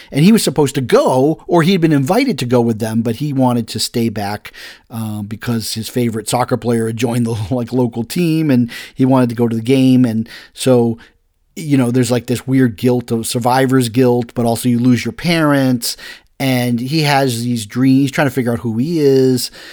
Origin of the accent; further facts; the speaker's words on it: Massachusetts, United States; I come from Massachusetts as about fisherman